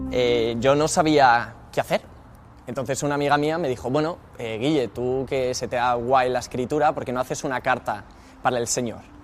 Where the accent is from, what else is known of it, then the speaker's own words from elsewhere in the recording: Madrid, Community of Madrid, Spain; soy de Madrid y me dedico pues, a evangelizar